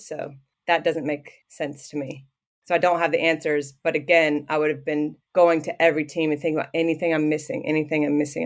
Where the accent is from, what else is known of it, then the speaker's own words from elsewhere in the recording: Southwest Ohio, United States; moved away as an adult; now in Canberra, Australia; I grew up in Ohio, yeah, Southwest Ho-, Ohio.